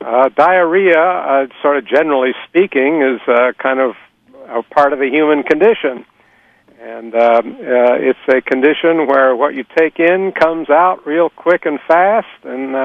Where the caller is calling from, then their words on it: Columbus, Ohio, United States; I'm calling from Columbus, Ohio.